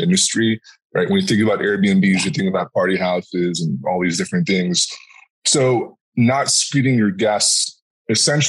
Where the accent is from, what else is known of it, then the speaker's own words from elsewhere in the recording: Arizona, United States; I'm from Arizona